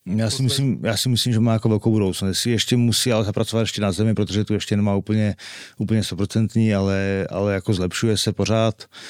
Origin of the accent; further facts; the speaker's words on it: Czechia; od čtvrtfinále jsem jediný Čech v, v Team Sport Game Changeru